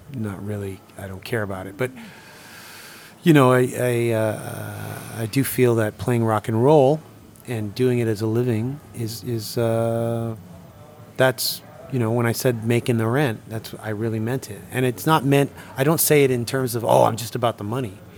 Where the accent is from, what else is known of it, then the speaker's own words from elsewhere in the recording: Toronto, Ontario, Canada; now in Sweden; growing up in Toronto